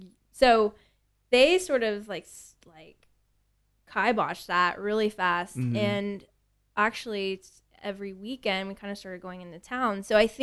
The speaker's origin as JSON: {"language": "English", "town": "Tomball", "region": "Texas", "country": "United States", "tie": "born or raised there", "also_born_or_lived": "Houston", "said": "I was born and raised in Houston, and I moved to Tomball when I was 3 years old."}